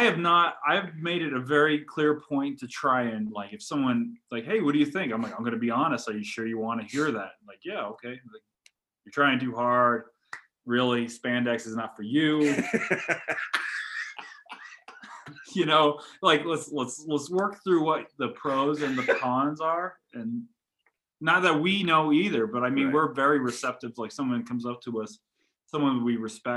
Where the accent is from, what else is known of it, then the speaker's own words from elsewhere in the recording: Colorado, United States; I grew up in Los Angeles, Colorado, in a small farm town